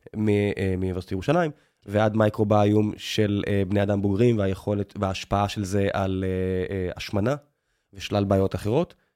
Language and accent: Hebrew; Beersheba, Southern District, Israel; moved away; אני מכיר את באר שבע לא רע, נולדתי שם, חייתי שם לפחות חצי מהחיים שלי